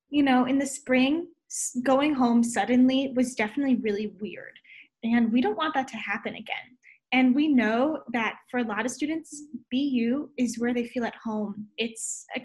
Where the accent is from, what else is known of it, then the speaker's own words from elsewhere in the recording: Ann Arbor, Michigan, United States; I'm from Ann Arbor, Michigan.